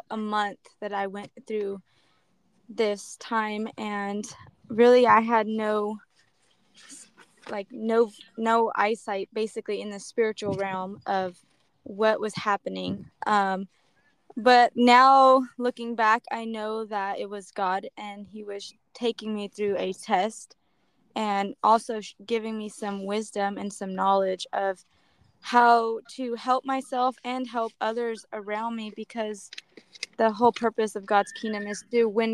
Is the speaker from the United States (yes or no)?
yes; Modesto, California, United States; I'm from Modesto, California